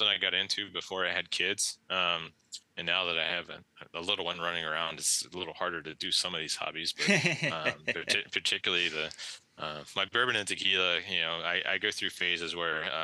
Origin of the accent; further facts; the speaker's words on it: West Virginia, United States; moved away; Growing up in West Virginia